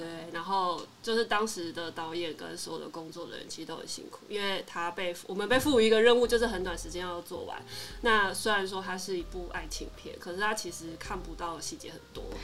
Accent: Taipei, Taiwan; moved away as an adult; also born or lived in Tainan; 我本身是台北人

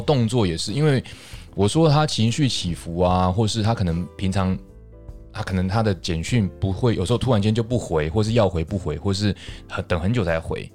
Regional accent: Taiwan

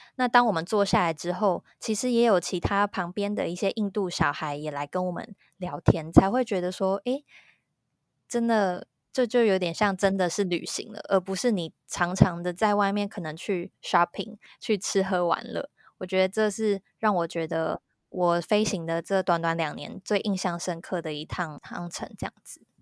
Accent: Taiwan; moved away as an adult; now in Malaysia; 我们是台湾人

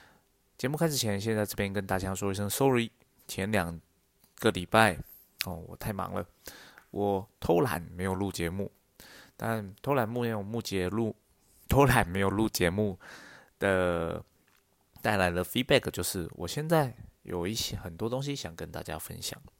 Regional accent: Taiwan; 用我一个台湾人的角度来看新加坡、马来西亚

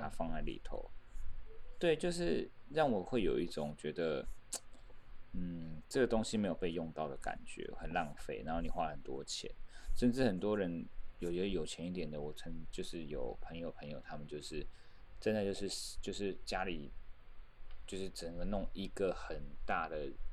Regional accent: Taiwan; 我自己觉得我是身为台湾人，我是蛮骄傲的

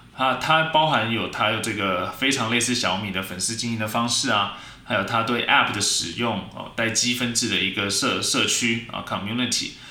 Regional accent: Taiwan; 我们台湾人

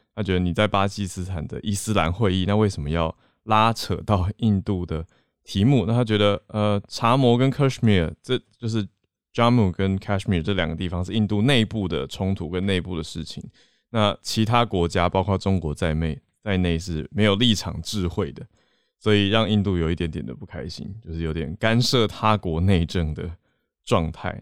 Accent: Taipei, Taiwan; 其他不是台北市念国中的朋友

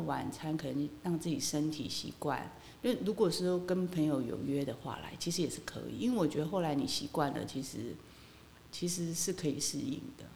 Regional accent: Kinmen County, Taiwan; moved away; 因为我在那边土生土长嘛

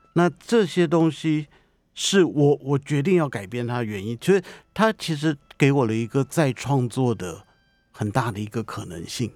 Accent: Taipei, Taiwan; 我的老家附近的场景

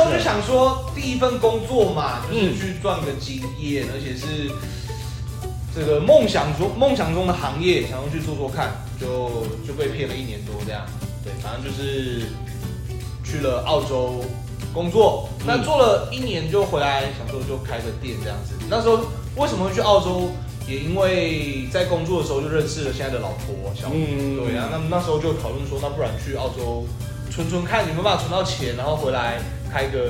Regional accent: Taichung, Taiwan; 哎，台中人土生土长，台中人没有出去过，

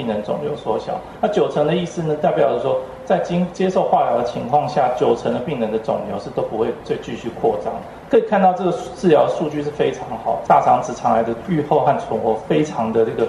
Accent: Taiwan; 我们台湾人其实非常幸福啊

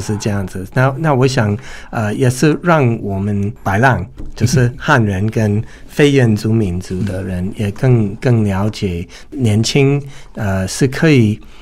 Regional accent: United States; first language English; Chinese is a second language; now in Taiwan; 我是来自美国

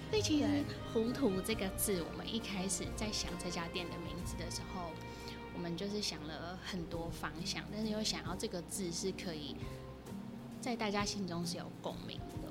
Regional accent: Tainan, Taiwan; 我是台南人，但是我觉得我的身份对台南人来说应该是一个很特别的身份

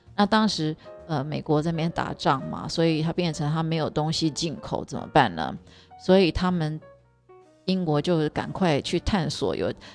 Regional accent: Taiwan; 我们台湾人真的人数太少了

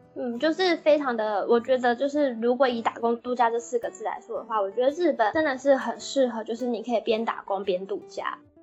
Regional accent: Taiwan; moved away as an adult; now in Japan; 我是台湾人

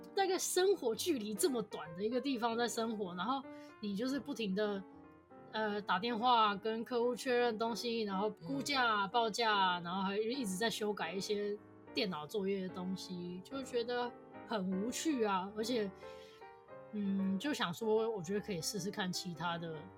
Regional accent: Taiwan; 就是我台湾人

